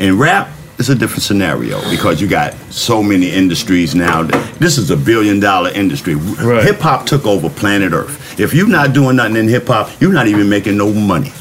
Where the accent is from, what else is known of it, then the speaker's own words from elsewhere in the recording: New York City, New York, United States; I'm from the Boogie Down Bronx, where all this shit really started from